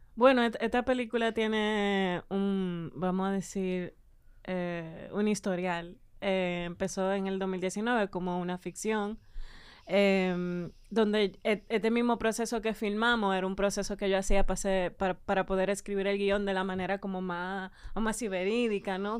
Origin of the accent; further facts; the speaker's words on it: Dominican Republic; uno como dominicano de clase media